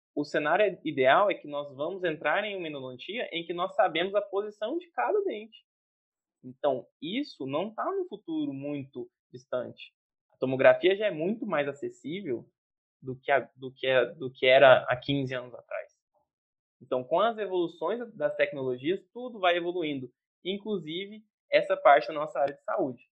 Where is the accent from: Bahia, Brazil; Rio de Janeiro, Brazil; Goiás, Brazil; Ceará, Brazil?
Goiás, Brazil; Jataí; moved away; sou de Jataí, Goiás, cidade maravilhosa